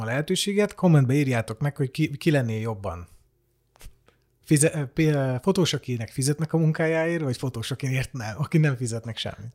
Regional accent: Hungary

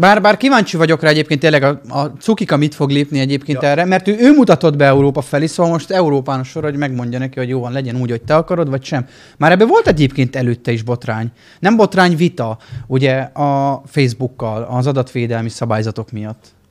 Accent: Miskolc, Borsod-Abaúj-Zemplén, Hungary

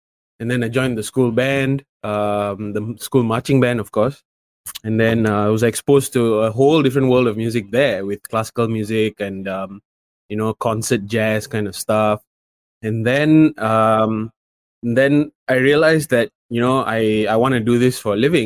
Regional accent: Malaysia; me being Malaysian and being over there

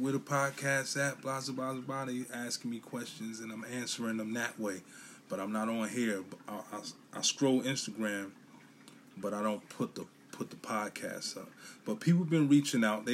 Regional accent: New York City, New York, United States; I'm from Brooklyn, New York, Bushwick, Brooklyn, to be exact

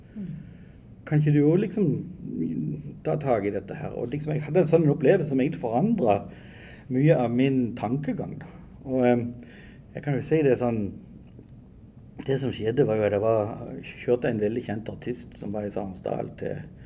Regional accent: Åmot, Norway; vokste opp liksom hjemme på Åmot, nede her i ei lita gate

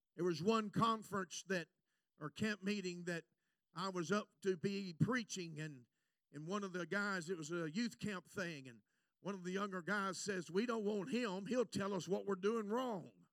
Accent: United States; I'm an American preacher

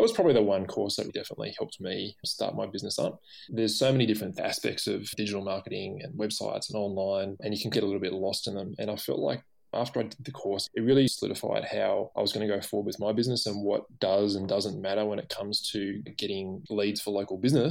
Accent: Canberra, Australian Capital Territory, Australia; now in Sydney, Australia; I grew up in Canberra

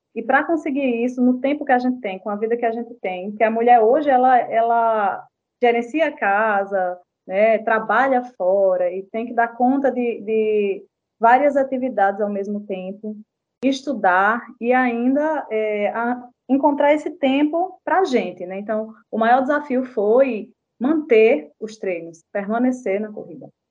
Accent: João Pessoa, Paraíba, Brazil; also born or lived in Patos; nasci em Patos, né? Sou sertaneja, mas moro aqui em João Pessoa desde os 10 anos de idade

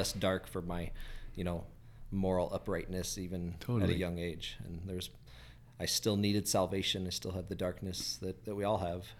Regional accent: Grand Junction, Colorado, United States; also born or lived in Denver; Was born in Denver, but I was raised over in Grand Junction there.

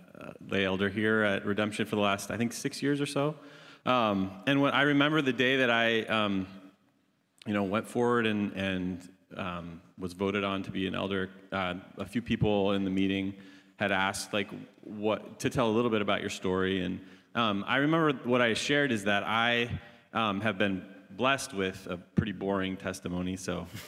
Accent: Iowa, United States; I was raised in Iowa, Northwest Iowa, which is an ag-focused, agricultural state, as many of you know.

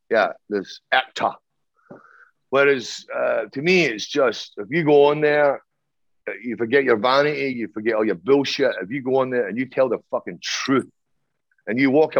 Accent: Ireland; I'm Irish up the arse. I mean, I've got a fucking huge history and my grandparents

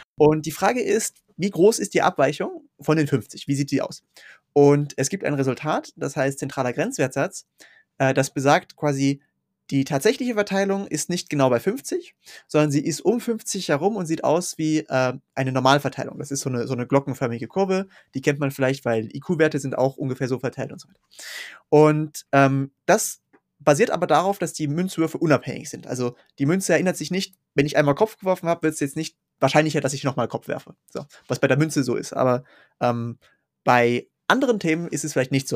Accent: Switzerland; also born or lived in Zurich; ich bin aufgewachsen in einem relativ kleinen Ort, an dem ich immer noch wohne. Der ist ungefähr in der Mitte zwischen Luzern und Zürich in der Schweiz.

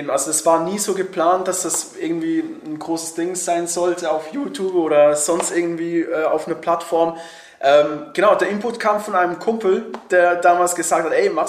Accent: Switzerland; bin Schweizer wegen dem äh, Dialekt, ne? der kann ab und zu mal ein bisschen reinschießen.

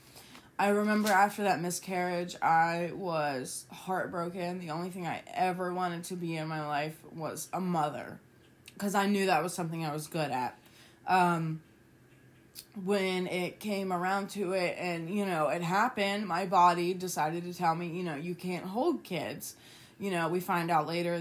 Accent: West Virginia, United States; also born or lived in Toledo, Ohio; I was born in Toledo, Ohio, moved to West Virginia when I was 3.

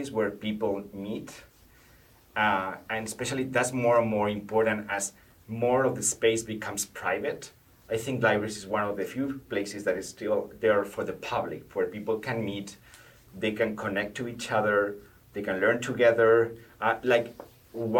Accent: Salamanca, Castile and León, Spain; English is a second language; moved away as an adult; also born or lived in France; now in Albany, United States; in my hometown, Salamanca is like a town 2 hours to Madrid, the capital of Spain

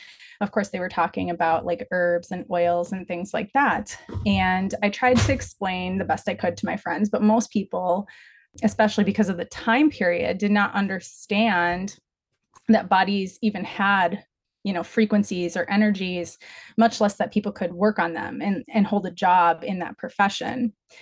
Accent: Midwest, United States; I was raised in the Midwest with a stable, fun childhood.

